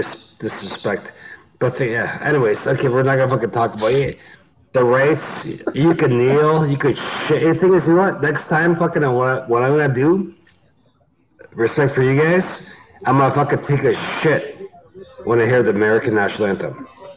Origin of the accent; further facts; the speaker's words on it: Canada; I'm a Canadian.